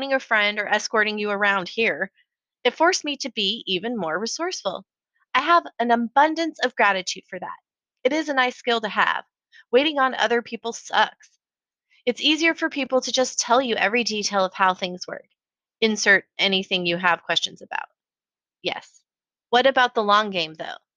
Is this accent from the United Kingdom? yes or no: no; United States; moved away as an adult; also born or lived in San Francisco, California / Colorado Springs, Colorado / Austin, Texas / Las Vegas, Nevada; now in Portland, United States; I was born in San Francisco and grew up between Colorado Springs, Colorado, and the Bay Area.